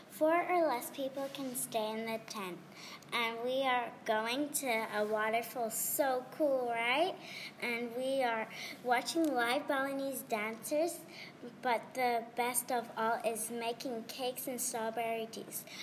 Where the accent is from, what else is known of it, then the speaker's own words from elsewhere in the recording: Australia; also born or lived in Hawaii; I have been at this school for five years. I'm from Australia and Hawaii.